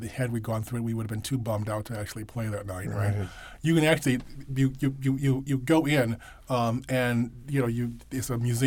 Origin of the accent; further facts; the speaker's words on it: Rochester, New York, United States; I grew up on Dead End Street in Rochester that was up against the Pennsylvania Railroad